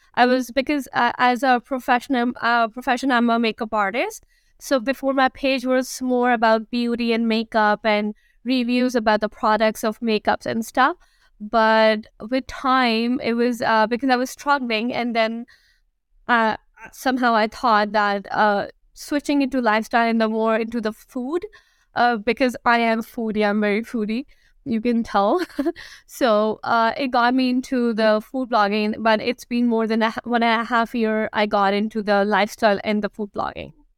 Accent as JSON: {"language": "English", "town": "Karachi", "region": "Sindh", "country": "Pakistan", "tie": "born or raised there", "moved": "as an adult", "lives_now": "Toronto, Canada", "said": "I am born and I'm raised in Karachi"}